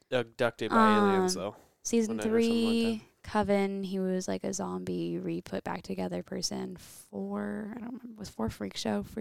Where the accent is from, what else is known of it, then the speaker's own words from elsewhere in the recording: Oskaloosa, Iowa, United States; I'm from Oskaloosa.